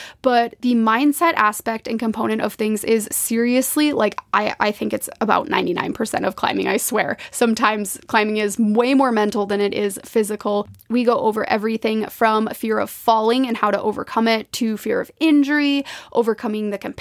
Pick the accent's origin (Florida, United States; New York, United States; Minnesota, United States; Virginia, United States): Minnesota, United States; now in Spokane, United States; growing up in Minnesota, I have a deep connection to the water